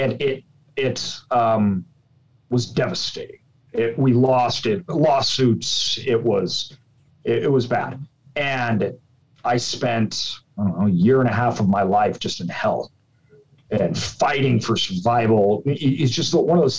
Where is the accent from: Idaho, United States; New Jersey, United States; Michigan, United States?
Idaho, United States; I'm from Idaho.